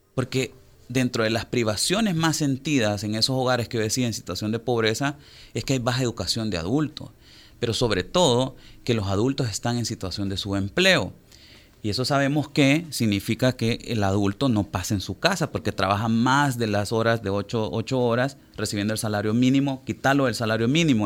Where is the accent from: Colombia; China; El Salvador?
El Salvador; somos 6.3 millones de personas viviendo en El Salvador